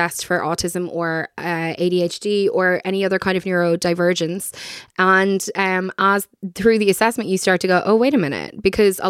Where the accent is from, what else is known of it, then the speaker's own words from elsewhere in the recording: Ireland; we have a culture of silence and discomfort around sex as Irish people